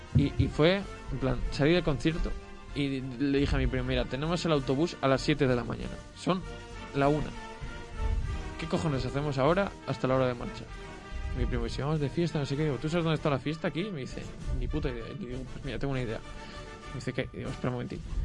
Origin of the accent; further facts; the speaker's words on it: Sahagún, Castile and León, Spain; no es porque sea mi pueblo, pero la fiesta de San Juan de Sagún